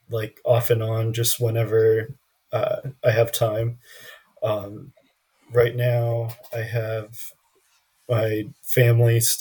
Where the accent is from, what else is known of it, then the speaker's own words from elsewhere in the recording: San Jose, California, United States; moved away as an adult; now in Central Coast, California, United States; Originally from San Jose